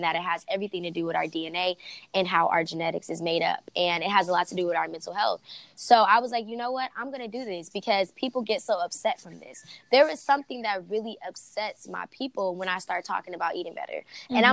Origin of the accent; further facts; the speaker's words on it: Los Angeles, California, United States; I'm originally from South Central